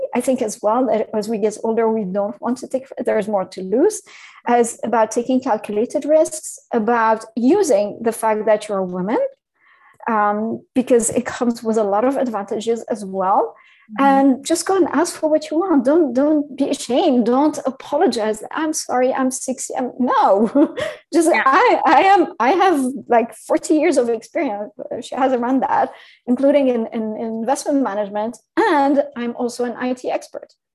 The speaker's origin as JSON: {"language": "English", "country": "Syria", "also_born_or_lived": "France / Paris / London / New York City", "second_language": "English", "moved": "yes", "said": "I'm, I'm originally from from Syria as well."}